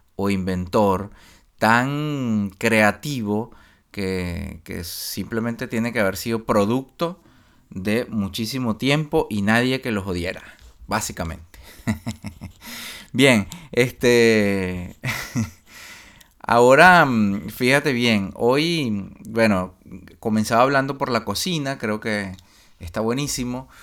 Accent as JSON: {"language": "Spanish", "town": "Barquisimeto", "region": "Lara", "country": "Venezuela", "tie": "born or raised there", "moved": "as an adult", "said": "yo me fui de la, de de Barquisimeto, de mi casa, qué sé yo, a los 20 años, 19 por ahí"}